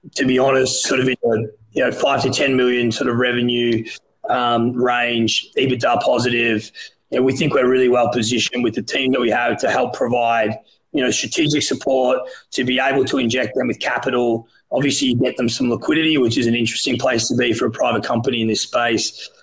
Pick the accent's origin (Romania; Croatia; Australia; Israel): Australia; moved away as an adult; now in United States; I'm Australian